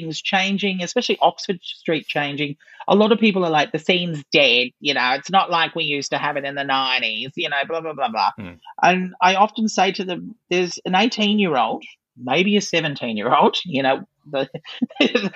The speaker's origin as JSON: {"language": "English", "town": "Claremont", "country": "Australia", "tie": "born or raised there", "said": "I grew up in the country. I grew up in Claremont."}